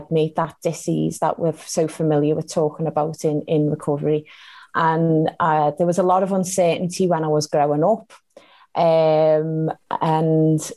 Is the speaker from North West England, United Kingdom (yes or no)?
yes; Liverpool, North West England, United Kingdom; born and raised in Liverpool